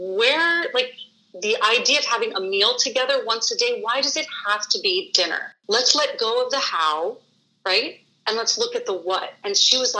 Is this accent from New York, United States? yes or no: yes; New York City, New York, United States; now in Michigan, United States; I'm from New York City, so I have lots of family back east too.